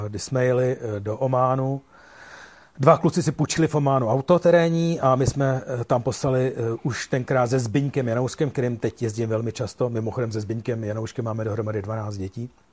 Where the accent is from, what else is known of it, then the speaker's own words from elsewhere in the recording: Czechia; jsem jsem z Čech